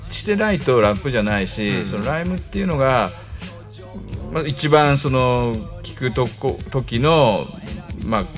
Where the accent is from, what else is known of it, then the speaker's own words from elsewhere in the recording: Tokyo, Japan; それがあの俺は東京から来た日本人が、はい、まあ、フィラデルフィアにいても、うん